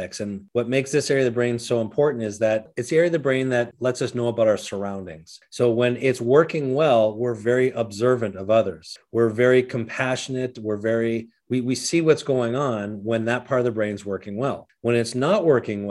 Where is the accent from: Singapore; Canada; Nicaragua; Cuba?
Canada; moved away as an adult; now in Minnesota, United States; I was born in Canada, grew up there, moved to the United States in my 20s